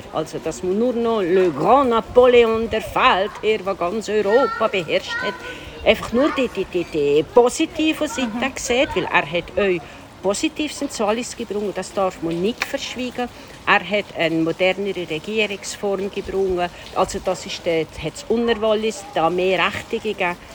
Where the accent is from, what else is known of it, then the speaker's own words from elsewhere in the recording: Stalden, Valais, Switzerland; moved away as an adult; now in Visp, Switzerland; Ich bin von Stahlen, das ist ein kleines Dorf in einem Fischbertaler, so also sieben Kilometer von hier Richtung Süden